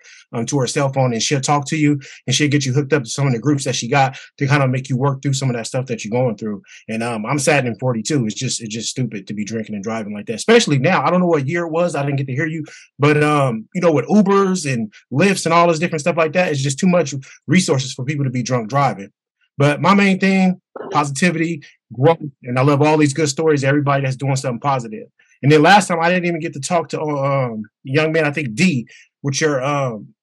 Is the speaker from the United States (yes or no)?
yes; Pittsburg, United States; now in Sacramento, United States; I grew up in Pittsburgh. I'm in SAC now